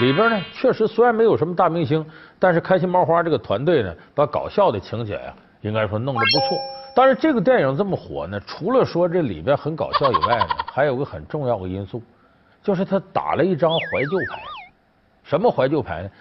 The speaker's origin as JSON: {"language": "Chinese", "region": "Northeast China", "country": "China", "tie": "born or raised there", "moved": "yes", "said": "我这老家在东北"}